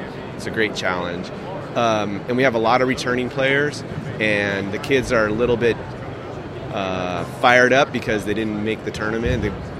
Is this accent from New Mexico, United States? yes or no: no; Los Angeles, California, United States; I grew up in Los Angeles